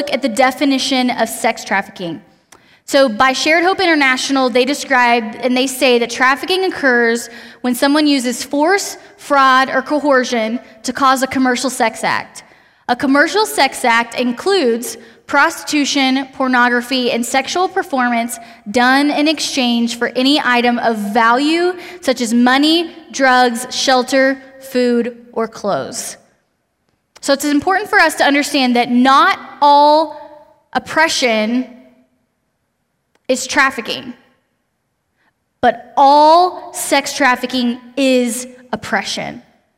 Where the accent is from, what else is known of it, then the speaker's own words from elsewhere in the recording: Austin, Texas, United States; moved away as an adult; now in Lubbock, United States; I'm originally from Austin. I came to go to school at Texas Tech